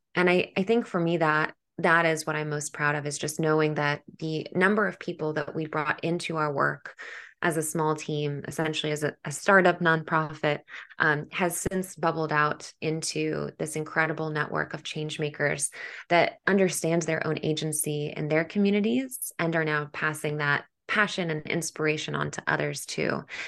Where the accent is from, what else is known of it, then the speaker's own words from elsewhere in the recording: New York City, New York, United States; as a New Yorker